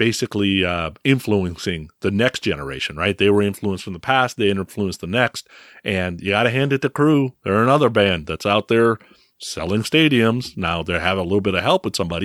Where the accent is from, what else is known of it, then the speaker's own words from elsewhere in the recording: San Francisco, California, United States; I grew up in San Francisco